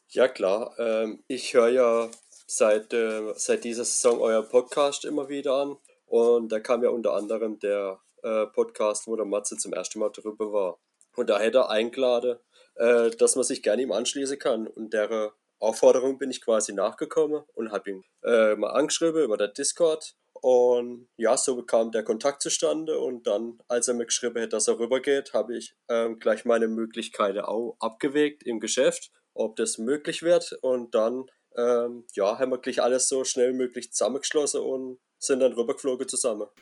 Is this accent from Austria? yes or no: no; near Karlsruhe, Baden-Württemberg, Germany; komme aus Baden-Württemberg, aus der Nähe von Karlsruhe